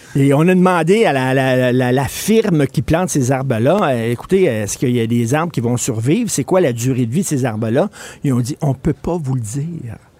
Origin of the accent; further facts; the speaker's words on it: Quebec, Canada; first language French; chez nous au Québec